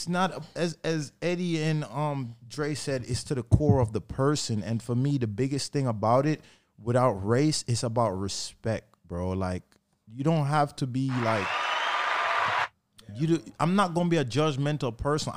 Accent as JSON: {"language": "English", "region": "New York", "country": "United States", "tie": "born or raised there", "said": "Growing up in, born and raised in New York"}